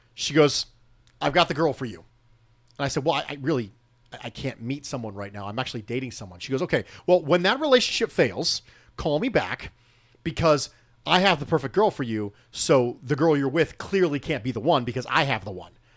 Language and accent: English; United States; I am born and raised as an American